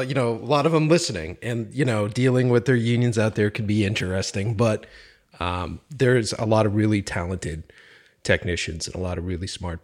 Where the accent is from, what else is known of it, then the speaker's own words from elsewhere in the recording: Boston, Massachusetts, United States; I grew up in Boston and I was a Boston filmmaker for years